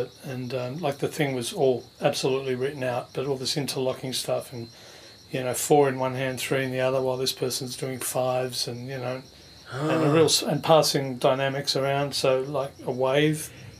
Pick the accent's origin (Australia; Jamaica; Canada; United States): Australia; Fairfield, New South Wales; And yeah, I was born and raised in Fairfield.